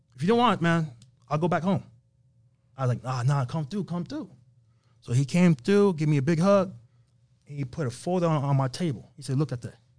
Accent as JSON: {"language": "English", "region": "New York", "country": "United States", "also_born_or_lived": "Las Vegas", "moved": "yes", "said": "we're from New York"}